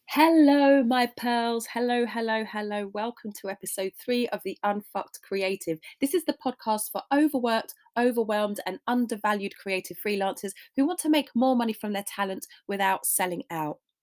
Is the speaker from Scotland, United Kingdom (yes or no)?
no; London, United Kingdom; I was born in Hammersmith and I grew up around that area